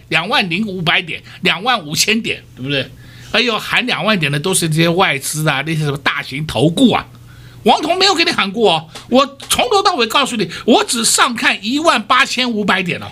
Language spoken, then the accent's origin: Chinese; Taiwan; 我们台湾人民的善心真的很可贵